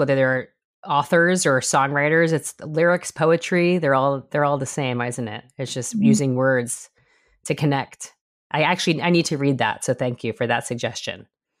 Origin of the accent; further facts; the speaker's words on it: New York, United States; I'm from New York